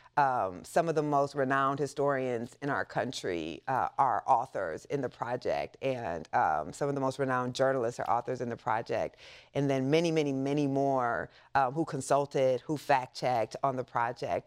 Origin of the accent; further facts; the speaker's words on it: Waterloo, Iowa, United States; I grew up in the Midwest in a small town, uh, called Waterloo, Iowa.